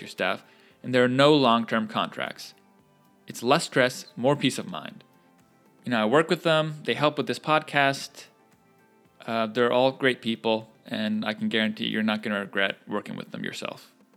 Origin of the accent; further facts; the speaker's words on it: North Carolina, United States; In my home state, In the city of Apex, which is a suburb of Raleigh